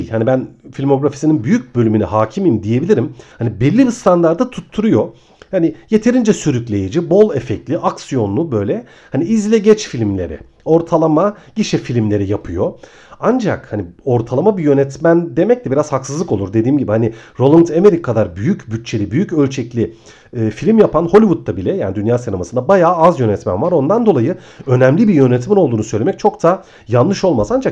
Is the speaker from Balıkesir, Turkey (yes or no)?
yes; Ayvalık, Balıkesir, Turkey; now in Istanbul, Turkey; Hani benim için önemine ben aslında Ayvalıklıyım. 11 yıl kadar önce İstanbul'a taşındım.